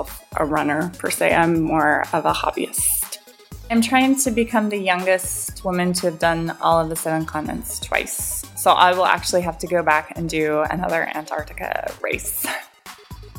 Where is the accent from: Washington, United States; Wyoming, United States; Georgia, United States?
Washington, United States; Seattle; I grew up in Seattle where I was used to rain